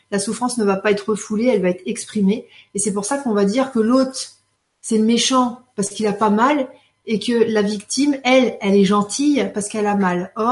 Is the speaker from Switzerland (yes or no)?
no; Belgium; Lénie, ouf, je suis belge. Nous, on a voté pour la bière et le chocolat.